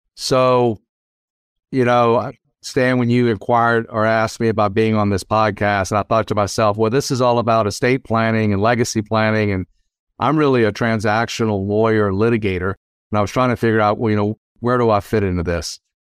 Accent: South Louisiana, United States; moved away as an adult; also born or lived in Washington, D.C.; now in Lexington, United States; I grew up in South Louisiana

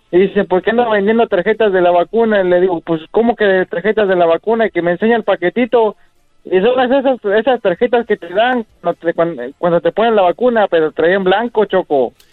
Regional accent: Mexico City, Mexico; Del Distrito Federal.

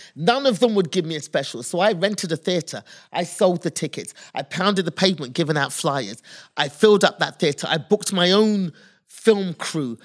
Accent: United Kingdom; moved away as an adult; now in United States; as a kid 'cause I'm British

